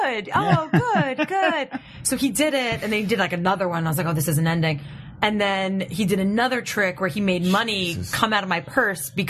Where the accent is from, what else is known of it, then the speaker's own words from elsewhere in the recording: New York City, New York, United States; moved away as an adult; now in Los Angeles, United States; I grew up in Brooklyn